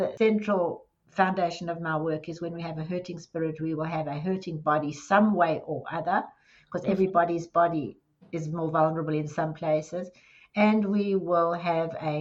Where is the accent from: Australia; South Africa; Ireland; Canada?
South Africa; Johannesburg, Gauteng; moved away as an adult; now in Dallas, United States; I was born in South Africa in Johannesburg, and I spent the largest part of my life there. And then I've been in the US in Dallas for 22 years